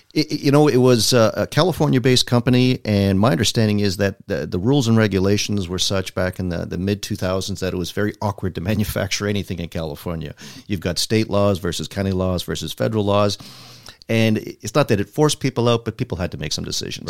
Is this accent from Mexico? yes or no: no; Toronto, Ontario, Canada; growing up in Toronto